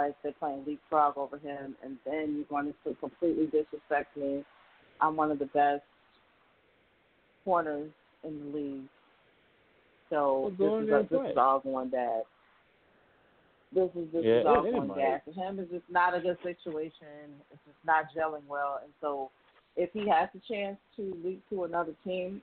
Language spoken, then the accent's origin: English; Chicago, Illinois, United States; I live in Chicago. I'm from Chicago